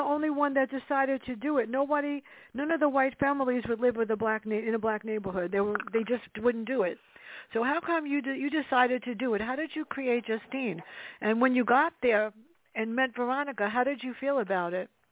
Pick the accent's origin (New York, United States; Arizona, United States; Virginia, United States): New York, United States; New York City; I grew up in the South Bronx